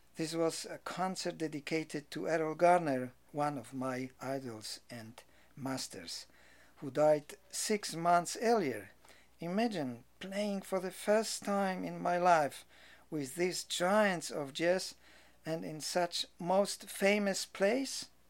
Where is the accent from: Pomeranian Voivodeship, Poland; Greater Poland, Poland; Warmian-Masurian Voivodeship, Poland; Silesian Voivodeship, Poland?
Silesian Voivodeship, Poland; Rybnik; moved away as an adult; also born or lived in Czech side of Polish-Czechoslovakian border / Katowice / Krakow; now in New York, United States; I was born on the Czech side of Polish-Czechoslovakian border during German occupation of Europe of Polish parents, who after the Second World War returned to Poland